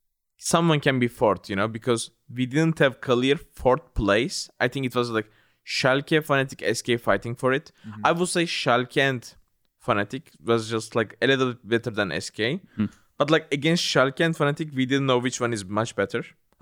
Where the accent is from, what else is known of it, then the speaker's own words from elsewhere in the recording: Turkey; this time I'm representing the Europe, which is really weird to me because I always represented Turkey, my home country.